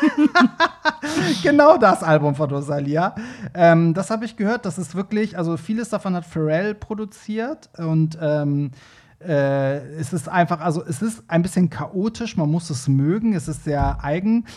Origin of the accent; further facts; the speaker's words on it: Hamburg, Germany; wir sind ja beide Hamburger